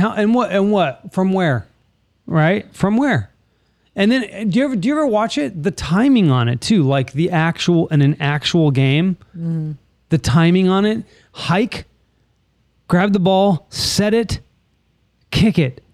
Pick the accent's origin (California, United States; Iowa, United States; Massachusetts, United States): California, United States; I roll my R because I'm from California.